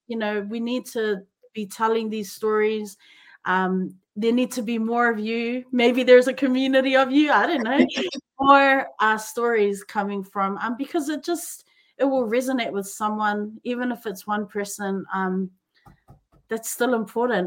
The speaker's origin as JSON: {"language": "English", "region": "Auckland", "country": "New Zealand", "tie": "born or raised there", "said": "growing up in New Zealand and Auckland, you know, we had we, the church was our village"}